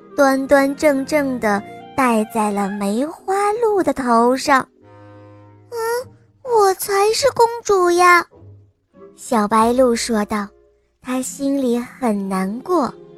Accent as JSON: {"language": "Chinese", "town": "Xi'an", "region": "Shaanxi", "country": "China", "said": "今年我四岁了，我来自西安"}